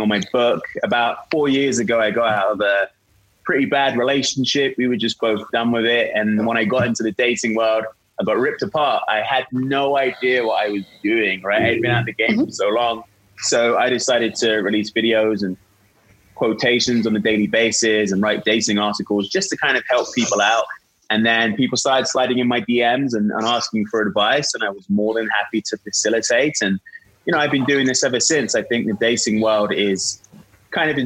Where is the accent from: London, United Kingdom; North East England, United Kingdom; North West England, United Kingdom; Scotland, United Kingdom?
London, United Kingdom; moved away as an adult; now in Utah, United States; I'm actually from London, but I've been here for about 5 years